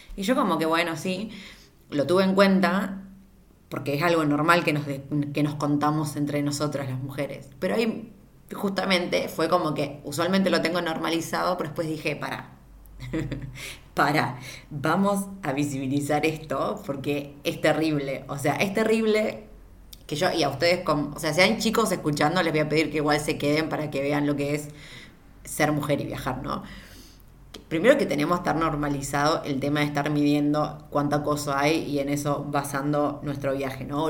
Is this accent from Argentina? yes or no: yes; Argentina; yo siendo argentina